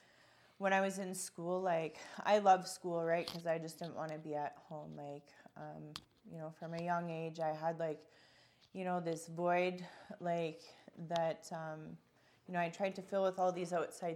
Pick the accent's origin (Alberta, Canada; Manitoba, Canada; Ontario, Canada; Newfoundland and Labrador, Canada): Alberta, Canada; Calgary; And so I was born in Calgary. I lived with my mom, my dad, my brother.